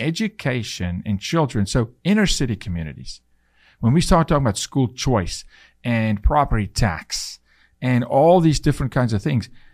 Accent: South Africa; now in United States; it was really difficult for me to become a citizen 'cause I was from South Africa

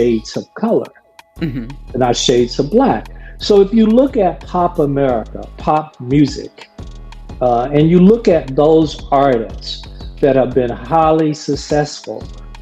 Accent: Gadsden, Alabama, United States; I've lived with racism growing up in Gaston, Alabama.

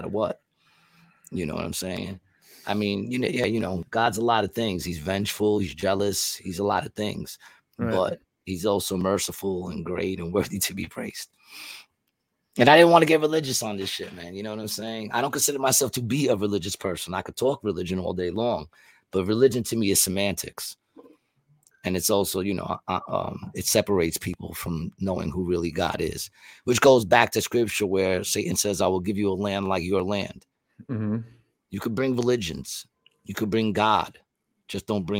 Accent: United States; I love being an American

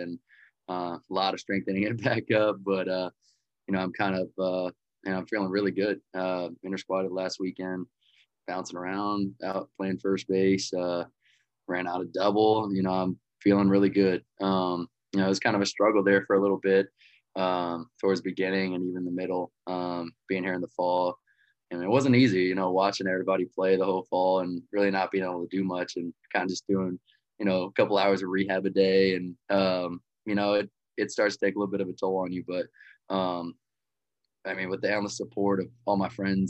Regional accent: Lutz, Florida, United States; also born or lived in Wichita, Kansas; moved to just outside of Tampa, Florida, Lutz, Florida, and been there ever since

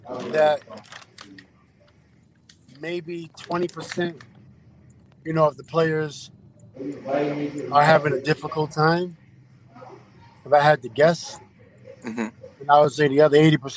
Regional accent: New York City, New York, United States; I'm from Queens, New York City

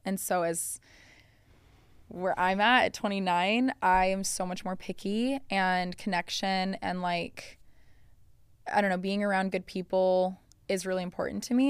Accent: Colorado, United States; I'm from Colorado

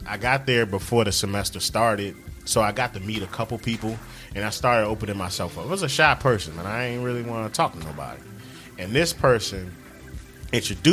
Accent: Washington, District of Columbia, United States; moved away as an adult; now in Charlotte, United States; I'm from Northwest DC. Grew up in Northwest.

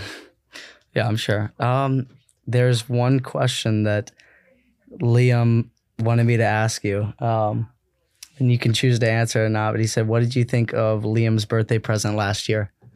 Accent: Columbia, South Carolina, United States; moved away as an adult; also born or lived in Minsk, Belarus; I'm from Columbia, South Carolina

